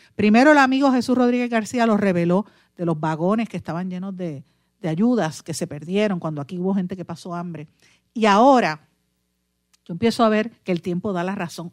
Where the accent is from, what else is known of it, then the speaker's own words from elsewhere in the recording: Guaynabo, Puerto Rico; el alcalde de mi pueblo, Guainabo